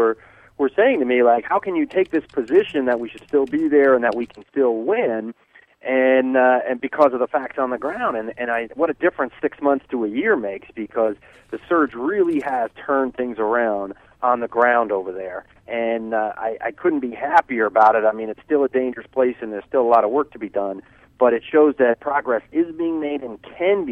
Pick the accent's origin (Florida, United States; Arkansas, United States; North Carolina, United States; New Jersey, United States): New Jersey, United States; I was raised a Catholic in New Jersey